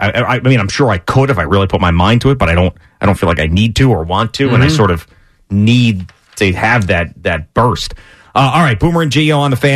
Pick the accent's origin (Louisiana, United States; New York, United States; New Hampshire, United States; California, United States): New York, United States; Long Island; moved away as an adult; also born or lived in Pittsburgh; growing up on Long Island